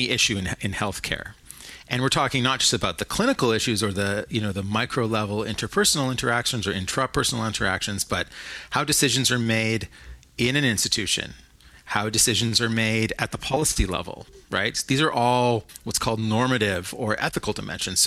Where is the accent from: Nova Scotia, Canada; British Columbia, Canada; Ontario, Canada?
Ontario, Canada; Toronto; also born or lived in Montreal; I grew up in Toronto